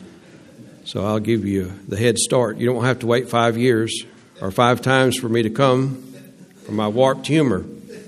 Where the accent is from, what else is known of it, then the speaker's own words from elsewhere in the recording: Louisiana, United States; I was from Louisiana